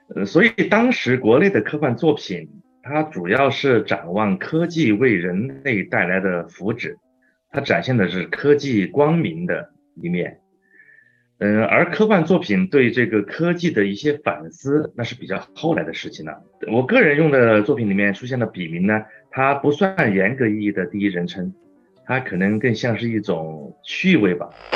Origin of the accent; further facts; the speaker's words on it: China; 我们中国人